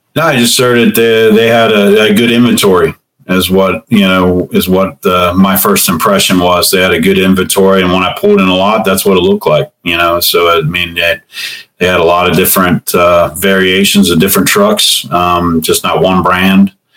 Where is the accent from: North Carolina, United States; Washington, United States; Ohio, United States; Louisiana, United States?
Ohio, United States; Cincinnati; I'm from Cincinnati, Ohio. Grew up here and I've uh, been here all my life